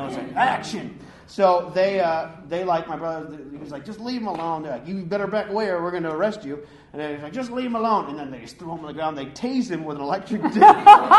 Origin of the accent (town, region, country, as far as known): Clarkston, Michigan, United States; born or raised there